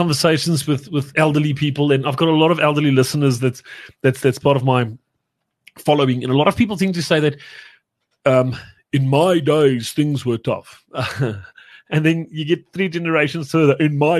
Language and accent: English; South Africa; we're still South African, my friend.